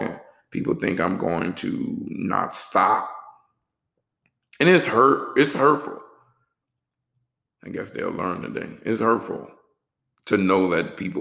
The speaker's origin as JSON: {"language": "English", "town": "New Orleans", "region": "Louisiana", "country": "United States", "also_born_or_lived": "Texas", "moved": "yes", "lives_now": "Atlanta, United States", "said": "I'm from New Orleans"}